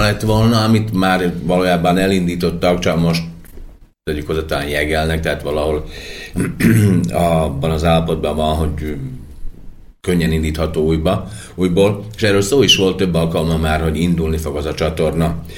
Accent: Slovakia; akik itt élő magyarok vagyunk

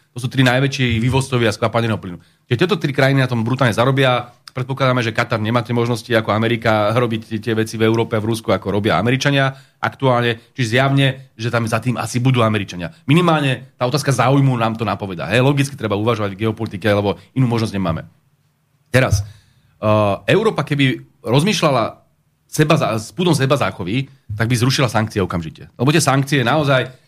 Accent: Slovakia; my máme radi Slovensko, lebo sme Slováci

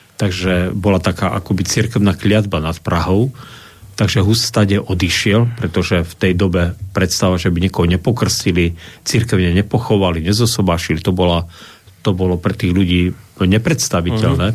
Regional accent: Slovakia; Však som Slovák

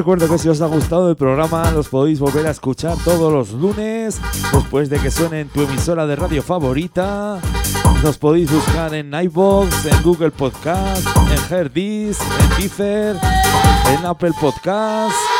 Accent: Huesca and Zaragoza, Aragon, Spain; esa gente de mi tierra, de Huesca y de Zaragoza

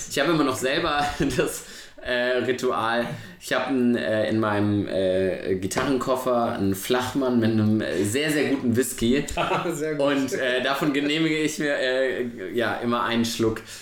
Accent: Cologne, North Rhine-Westphalia, Germany; und das sage ich als Kölner

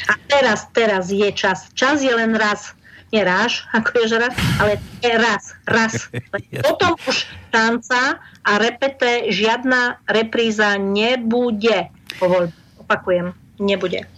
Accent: Slovakia; My Slováci

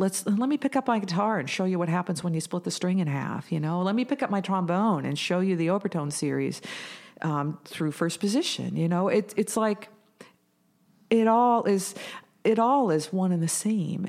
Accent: Bellingham, Washington, United States; I was born in Bellingham, Washington

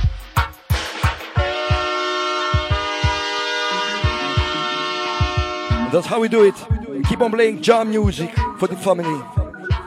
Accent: Nicosia, Cyprus; my hometown, Nicosia

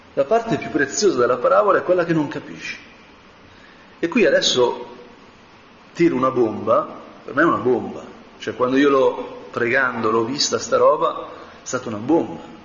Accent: Como, Lombardy, Italy; io sono di Como

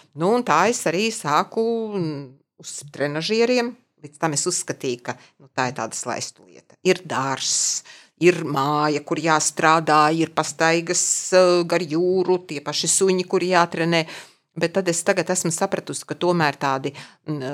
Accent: Ogre, Vidzeme, Latvia; also born or lived in Dunika / Jaunjelgava; es esmu izaugusi tiešām kā vidzemniece

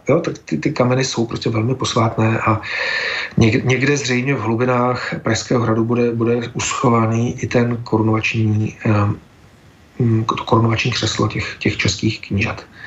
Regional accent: Czechia; my, jako třeba Češi

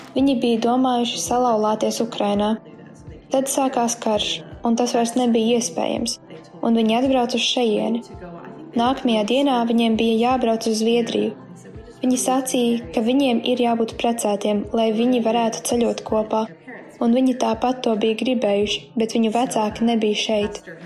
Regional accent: Texas, United States; Latvian is a second language; Mēs esam no Teksasas.

